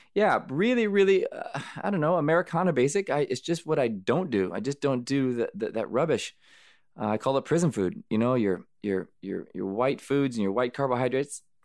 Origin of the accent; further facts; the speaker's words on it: United States; also born or lived in Arizona / California; I grew up in Arizona, California, in the sun